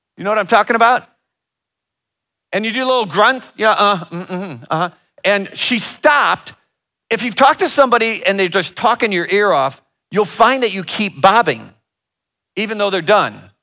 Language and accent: English; Northern Ohio, United States; I'm from the Northern Ohio area